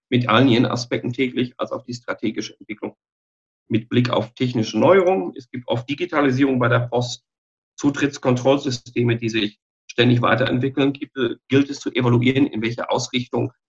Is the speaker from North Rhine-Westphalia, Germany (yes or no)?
yes; Dortmund, North Rhine-Westphalia, Germany; moved away as an adult; also born or lived in China; now in Regensburg, Germany; Ursprünglich komme ich aus dem Ruhrgebiet, aus, ah. aus, aus Dortmund, aber es hat mich jetzt mit der Continental nach Bayern verschlagen, was äh, kulturell wie menschlich sehr interessant ist und mittlerweile zu meiner zweiten Heimat geworden.